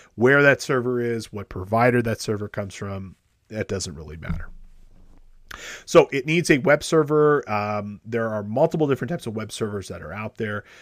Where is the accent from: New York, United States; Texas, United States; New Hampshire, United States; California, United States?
California, United States; Los Angeles; my hometown of Los Angeles